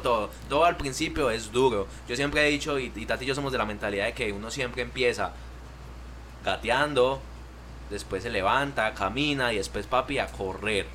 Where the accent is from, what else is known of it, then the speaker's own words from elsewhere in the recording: Colombia; moved away as an adult; now in United States; venimos con la costumbre de Colombia